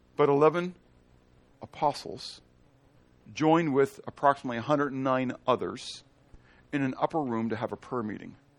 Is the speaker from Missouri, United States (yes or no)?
yes; Missouri, United States; I'm from Missouri, the show me state